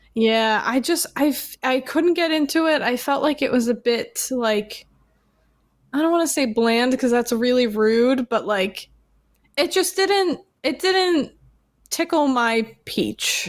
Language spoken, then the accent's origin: English; Salem, Massachusetts, United States; I'm from Salem